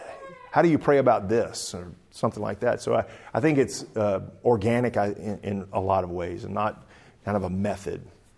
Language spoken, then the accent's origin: English; the South, United States; Of course, I'm from the South, too, and it's kind of like, the war's not over yet.